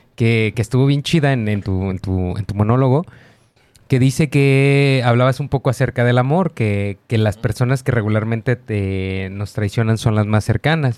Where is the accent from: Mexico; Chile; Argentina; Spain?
Mexico; como mexicano